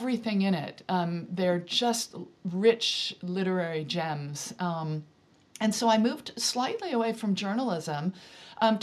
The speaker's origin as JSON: {"language": "English", "region": "Central Valley of California", "country": "United States", "tie": "born or raised there", "moved": "as an adult", "lives_now": "Devon, United Kingdom", "said": "I grew up in the Central Valley of California"}